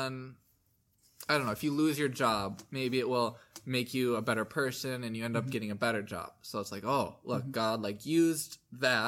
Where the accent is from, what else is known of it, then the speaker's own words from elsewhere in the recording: Midwest, United States; you and I are from the Midwest